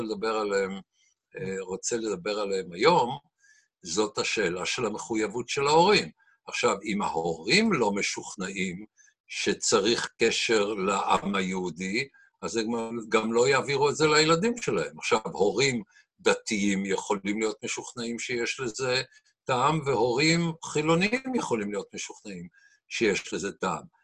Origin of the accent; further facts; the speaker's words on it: Israel; אפילו כישראלי